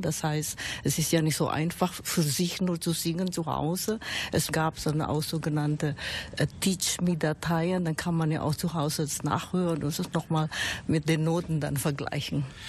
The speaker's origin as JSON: {"language": "German", "country": "Indonesia", "tie": "born or raised there", "second_language": "German", "moved": "yes", "lives_now": "Germany", "said": "Ich bin gebürtig in Indonesien, aber mittlerweile bin ich schon 40 Jahre in Deutschland"}